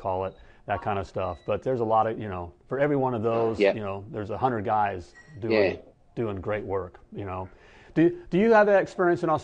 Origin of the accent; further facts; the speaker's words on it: United States; I'm from the States. So, you know, I'm proud to be an American